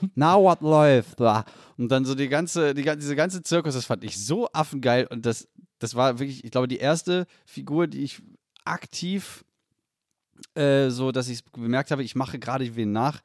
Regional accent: Salzgitter, Lower Saxony, Germany; in Salzgitter Bad geboren worden im Elisabeth Elisabeth Krankenhaus, genau wie ich

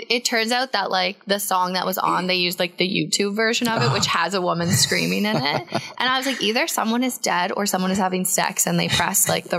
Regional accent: Belleville, Ontario, Canada; also born or lived in Peterborough; when I was at Queens, 45 minutes away, and I would tell people I'm from Belleville.

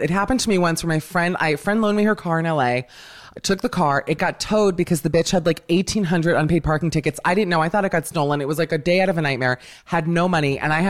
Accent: Miami, Florida, United States; growing up in Miami

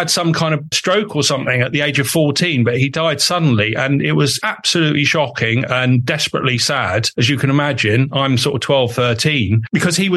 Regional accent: Woodford, London, United Kingdom; also born or lived in Epping Forest; I grew up in Woodford

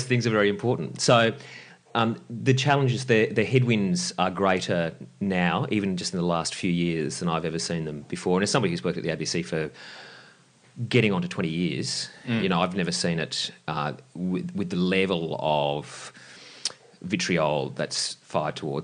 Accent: Lismore, New South Wales, Australia; now in Sydney, Australia; I grew up in Lismore, and that's where I got into radio.

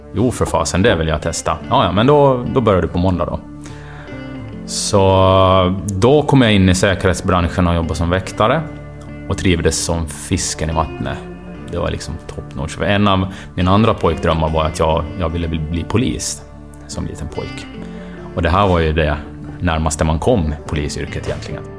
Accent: Åland Islands; Jag är uppvuxen på Åland

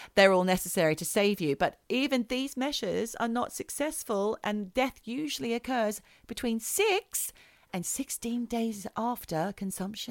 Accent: Australia; moved away; as an Australian girl growing up, I liked things like chocolate paddle pops. They're the things that I would have when I went back to Australia.

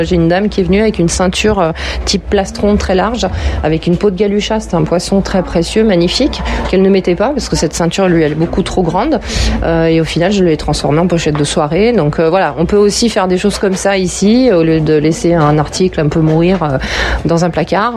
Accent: Villeurbanne, Auvergne-Rhône-Alpes, France; je suis de Villeurbanne, donc je suis née ici, j'ai grandi ici

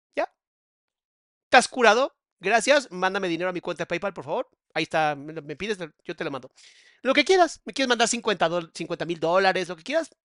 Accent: Mexico; cómo somos los mexicanos

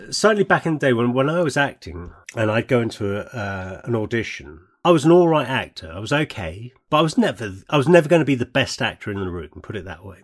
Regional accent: United Kingdom; We're British

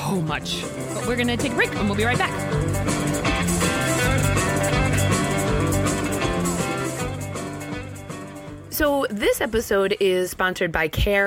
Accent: Mattapoisett, Massachusetts, United States; moved away as an adult; now in Maine, United States; I'm from Mattapoisett, Mass, down near New Bedford.

